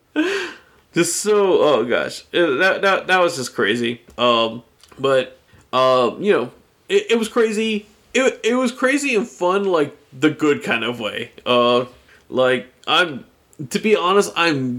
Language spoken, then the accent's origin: English; United States; he knew I was from America